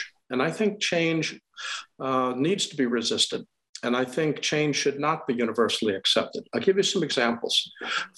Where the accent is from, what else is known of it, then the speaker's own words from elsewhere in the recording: Wisconsin, United States; moved away as an adult; also born or lived in Los Angeles / Montana / Maryland / San Diego; now in Boston, United States; I'm from the Midwest. I grew up in Wisconsin